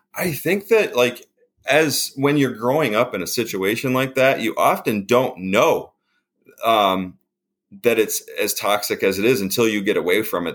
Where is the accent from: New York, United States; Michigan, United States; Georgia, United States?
New York, United States; Canisteo; I grew up in a little town, uh, like near a town called Rochester. This is a little suburb type, like little place, more cows than people, called Canisteo, New York